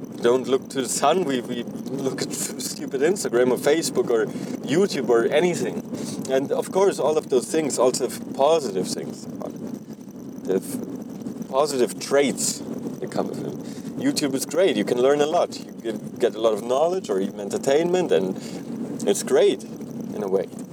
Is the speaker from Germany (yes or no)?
yes; Germany; now in North America; I'm originally from Germany